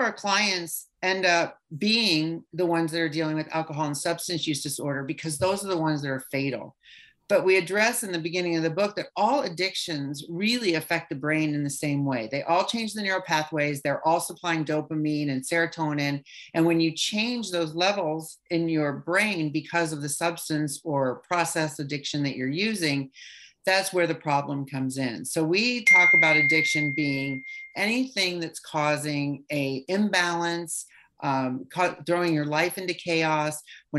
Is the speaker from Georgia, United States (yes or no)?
no; California, United States; He came from New York. I came from California. We met in Minnesota at a health club.